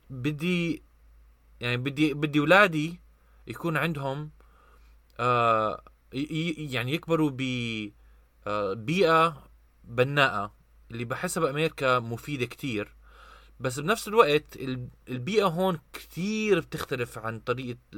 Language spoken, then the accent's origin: Arabic; Amman, Amman Governorate, Jordan; انا شخصيا ربيت بعمان طول حياتي أه وبعرف التجربة كيف الواحد يعني يكبر بعمان